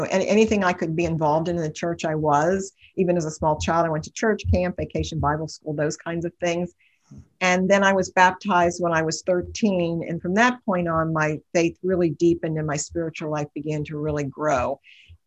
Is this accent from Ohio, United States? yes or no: yes; Cincinnati, Ohio, United States; I grew up in Cincinnati. I've lived here all my life.